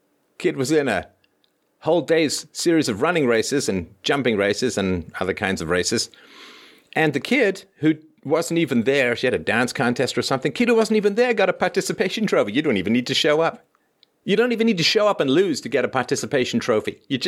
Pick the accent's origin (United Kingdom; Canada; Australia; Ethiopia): Canada; Toronto, Ontario; there was this guy in my building when I was growing up in Toronto.